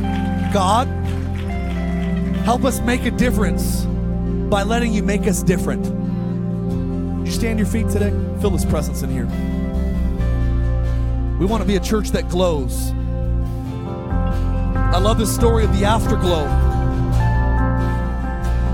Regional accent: Palmdale, California, United States; also born or lived in Lancaster, California; I was raised in Palmdale and Lancaster, California

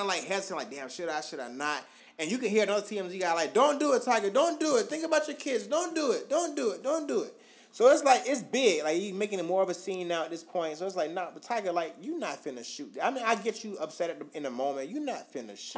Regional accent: Augusta, United States; I'm from Augusta

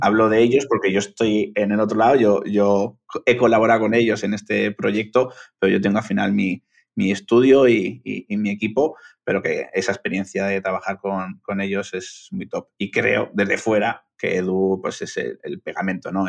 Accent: Bilbao, Basque Country, Spain; yo soy de Bilbao, que estoy al norte

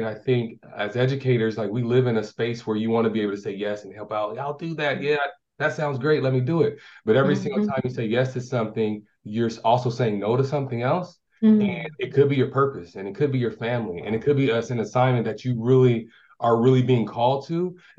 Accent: California, United States; born there; So it allowed my finances to be right, come down and really get a strong foundation. And it was around 09 when I moved here.

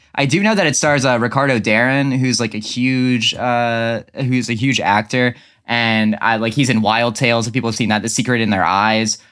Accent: Dover, Delaware, United States

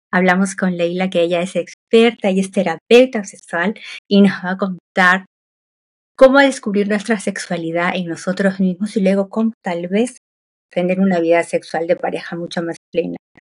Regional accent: Peru; yo soy de Perú

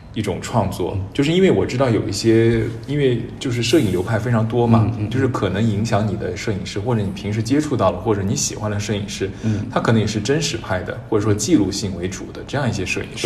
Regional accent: Chengdu, Sichuan, China; 我也是成都人

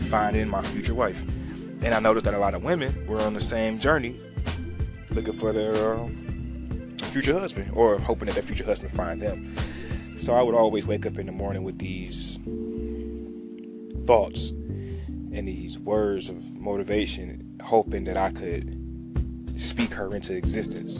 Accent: Detroit, Michigan, United States; I'm from Detroit, East Side born, West Side raised.

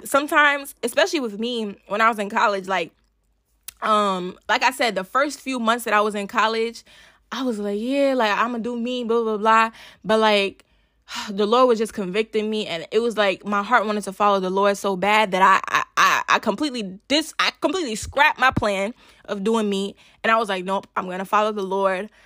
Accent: Nigeria; I'm a Nigerian girl

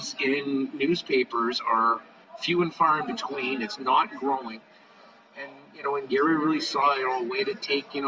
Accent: Canada; being Canadian

